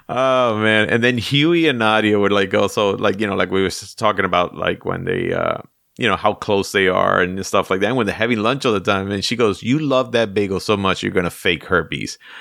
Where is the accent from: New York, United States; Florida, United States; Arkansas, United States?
New York, United States; New York City; I grew up in the Bronx